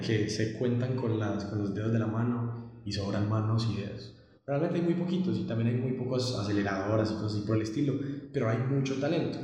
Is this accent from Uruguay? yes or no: no; Colombia; yo soy de Colombia